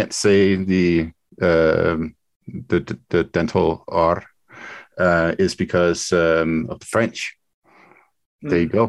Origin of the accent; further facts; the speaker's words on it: Denmark; People in Denmark sometimes speak English to me nowadays. It's kind of my home country.